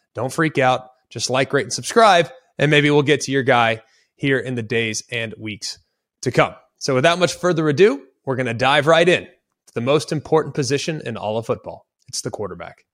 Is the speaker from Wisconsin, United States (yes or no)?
no; Dallas, Texas, United States; I'm from Dallas, Texas. I'm a Cowboy fan.